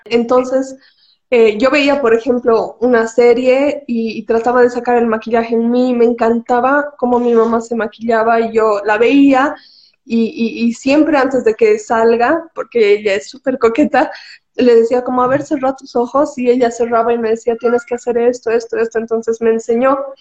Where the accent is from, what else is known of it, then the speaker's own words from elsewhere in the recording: Cochabamba, Bolivia; also born or lived in La Paz; he nacido en La Paz, hemos nacido en La Paz por el trabajo de mi papá, pero toda nuestra vida viviendo en Cocha, así que creo que soy más cochabambina que cualquier cosa